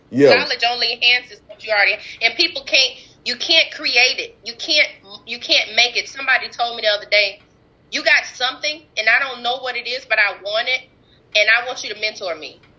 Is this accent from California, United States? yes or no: no; Ferriday, Louisiana, United States; Even when I was in my hometown in Ferriday, because I had so many gifts, and I grew up bouncing from house to house.